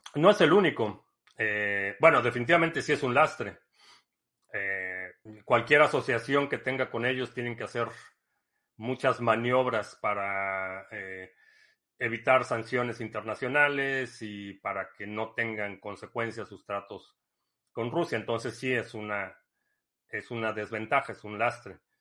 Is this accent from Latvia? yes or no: no; Mexico; moved away; crecí en México